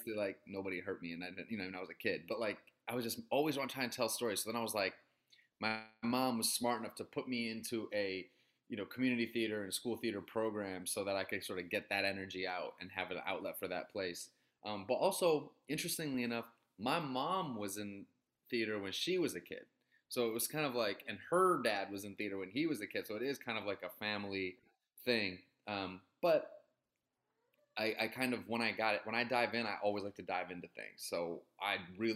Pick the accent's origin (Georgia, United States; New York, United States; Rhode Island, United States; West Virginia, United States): New York, United States; Syracuse; moved away as an adult; also born or lived in Boston / Chicago; I was born in Boston. I was raised in upstate New York, in Syracuse, New York